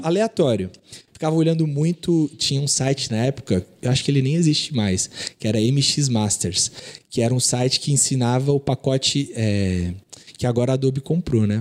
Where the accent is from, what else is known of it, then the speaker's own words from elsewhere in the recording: Santos, São Paulo, Brazil; also born or lived in Nova Iguaçu, Rio de Janeiro; quando eu tinha quatro anos, eu vim para Santos.